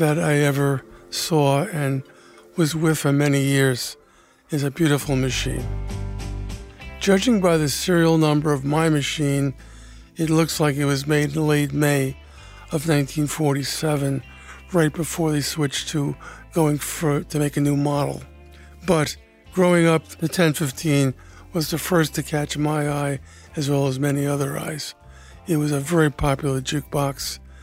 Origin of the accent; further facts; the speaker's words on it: New York City, New York, United States; I grew up in the Northeast Bronx, New York, and I lived in an apartment house